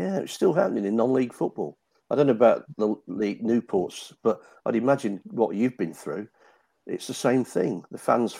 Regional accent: Nuneaton, West Midlands, United Kingdom; my hometown, Nuneaton

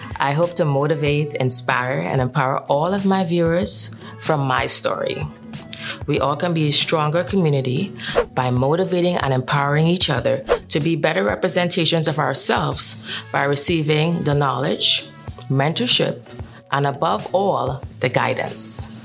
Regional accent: Trinidad & Tobago; born or raised there; moved away as an adult; now in New York, United States

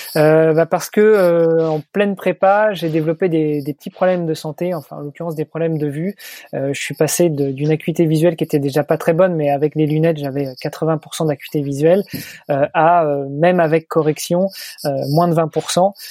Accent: Rouen, Normandy, France; moved away as an adult; also born or lived in Paris, France / Milan, Italy; now in Luxembourg; Je suis né et, j'ai grandi en Normandie, et puis donc à Rouen

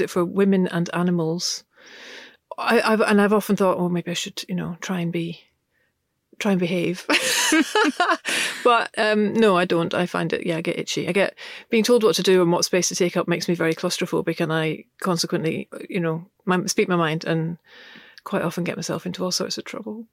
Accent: Glasgow, Scotland, United Kingdom; I grew up in Glasgow, uh, in the nineteen seventies, and my, uh, parents were both English

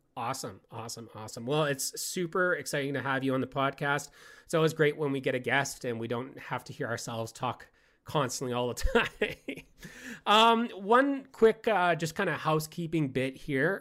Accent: Canada; I hail from the Great White North

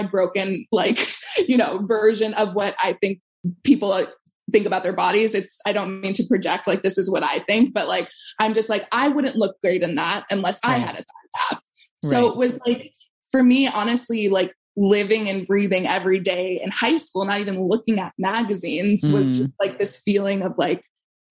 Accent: Brookline, Massachusetts, United States; Brookline was really diverse, but I definitely feel like it was really segregated.

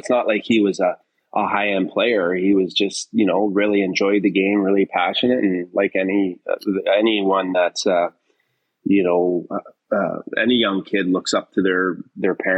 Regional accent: Oshawa, Ontario, Canada; I grew up in Oshawa

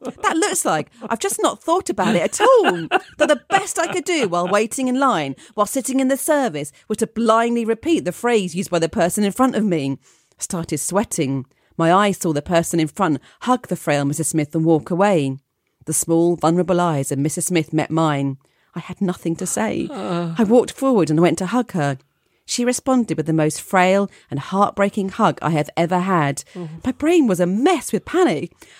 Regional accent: Scotland, United Kingdom; I grew up in Scotland in a small cul-de-sac, and the neighbours that lived around my mum and dad's house were much older.

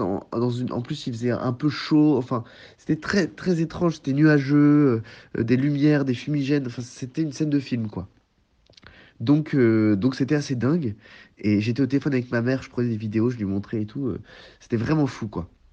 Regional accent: La Hague, Normandy, France; jusqu'à la pointe de la Hague, dans le Cotentin, euh, qui est par ailleurs là où j'ai grandi

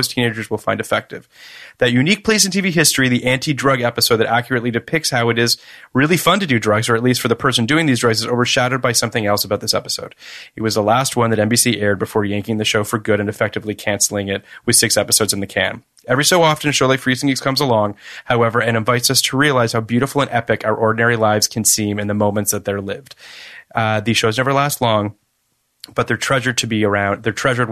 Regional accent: Toronto, Ontario, Canada; I grew up in Toronto

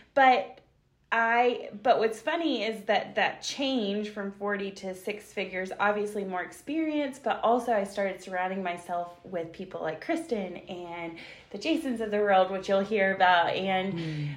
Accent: Western North Carolina, United States; I'm born and raised in Western North Carolina

